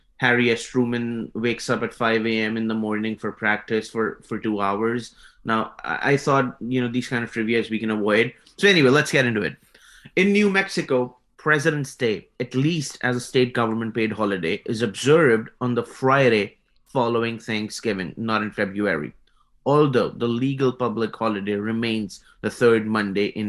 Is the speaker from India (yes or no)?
yes; India; moved away as an adult; now in United States; I come from India